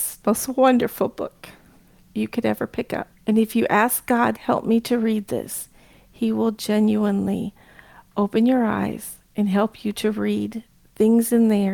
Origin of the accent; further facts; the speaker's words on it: United States; also born or lived in Kabul, Afghanistan; growing up in America with a Muslim parent